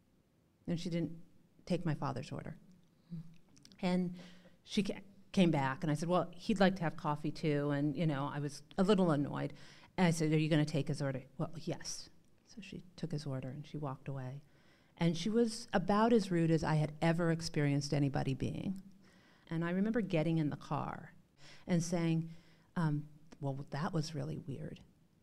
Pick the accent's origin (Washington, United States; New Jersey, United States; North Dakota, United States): North Dakota, United States; And growing up in North Dakota, what I will say is I learned to challenge people's norms about what they thought they were saying